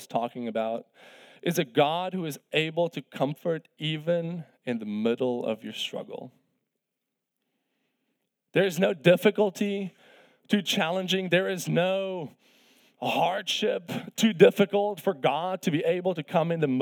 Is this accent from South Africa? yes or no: yes; South Africa; moved away as an adult; I'm from South Africa, of course, originally. I came here on a golf scholarship to play college golf